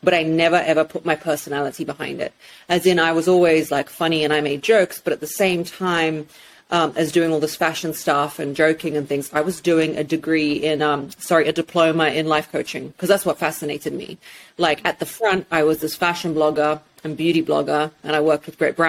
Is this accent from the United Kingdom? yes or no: yes; England, United Kingdom; also born or lived in Russia; from 5 years old, I grew up in England, and I'm very, very British